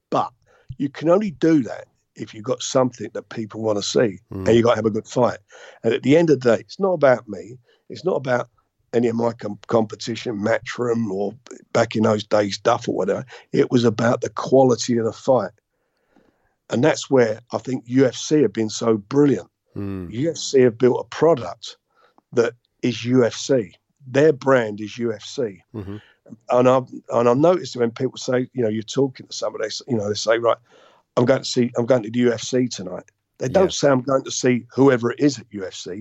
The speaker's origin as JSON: {"language": "English", "region": "London", "country": "United Kingdom", "tie": "born or raised there", "said": "I come from Islington. I lived in a council block of flats, Priory Green Estate, just off of Pentonville Road. That's where I grew up"}